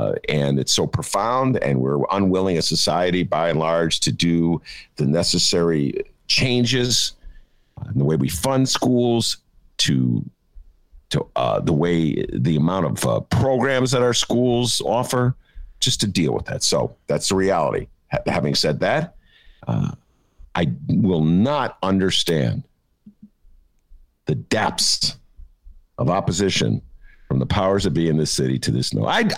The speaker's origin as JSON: {"language": "English", "town": "Evanston", "region": "Illinois", "country": "United States", "tie": "born or raised there", "lives_now": "Chicago, United States", "said": "from my hometown, Evanston"}